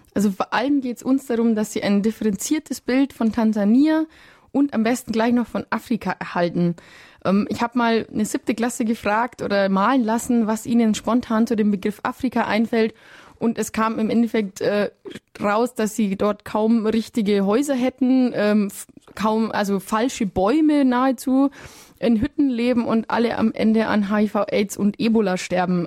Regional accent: Germany

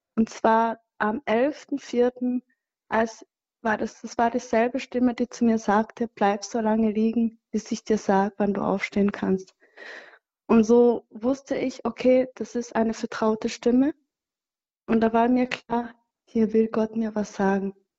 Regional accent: Cyangugu, Western Province, Rwanda; moved away; ich komme aus Changugu, das ist so ein bisschen weit weg, ähm, südwestlich.

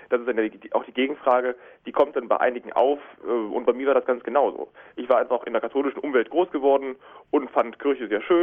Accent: Cologne, North Rhine-Westphalia, Germany; Ja, ich spreche nur Hochdeutsch, kein Kölsch, aber ich bin doch sehr mit Köln verbunden.

